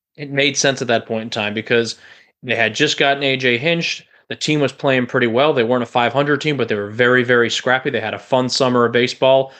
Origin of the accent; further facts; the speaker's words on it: Chicago, Illinois, United States; moved away as an adult; now in Florida, United States; I'm from the Chicagoland area. I pretty much lived there my entire life up until these last few years when I, uh, moved to Florida.